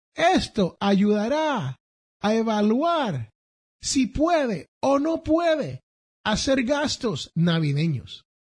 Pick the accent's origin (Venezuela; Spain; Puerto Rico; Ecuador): Puerto Rico; San Juan; now in United States; allá en el barrio donde yo me crié, en Barrio Obrero, Santurce